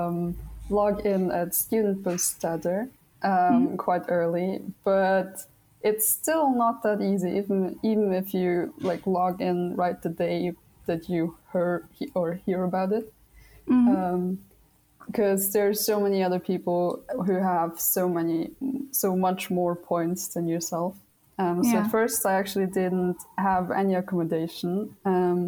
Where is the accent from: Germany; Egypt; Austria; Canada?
Austria; moved away as an adult; also born or lived in Vienna, Austria; now in Linköping, Sweden; I come from Vienna, and Vienna is quite a big city, and there's so many people. And actually I was raised on the countryside